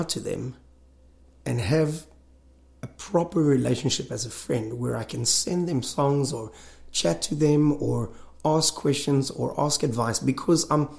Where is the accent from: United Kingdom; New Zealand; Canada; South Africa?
South Africa; I'm from South Africa.